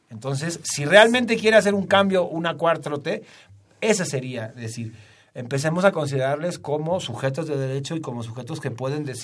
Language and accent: Spanish; Mexico; ahora sí me asumo como mexicano